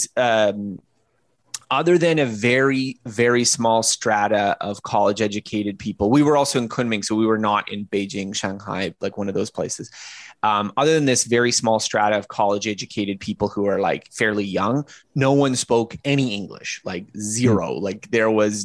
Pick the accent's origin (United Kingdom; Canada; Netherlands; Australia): Canada; as a Canadian, well, I'm a Canadian